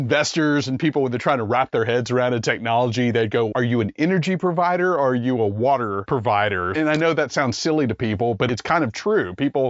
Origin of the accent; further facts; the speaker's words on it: Louisiana, United States; I'm from Louisiana.